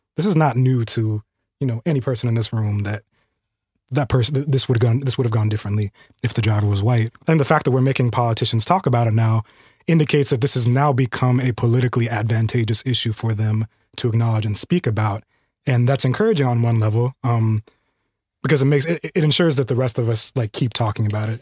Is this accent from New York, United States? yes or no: no; California, United States; I'm a Californian